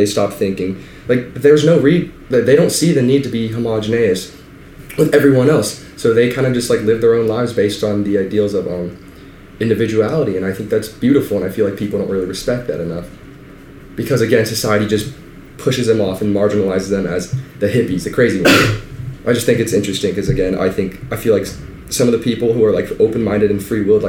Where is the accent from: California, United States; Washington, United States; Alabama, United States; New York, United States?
California, United States; the Bay Area; So I'm from the Bay Area, and 15 minutes away is Berkeley, like hippie town.